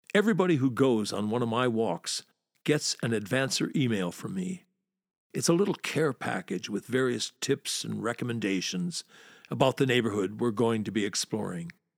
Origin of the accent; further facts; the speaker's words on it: United States; accent: American; now in London, United Kingdom; Your foreign accent, American in my case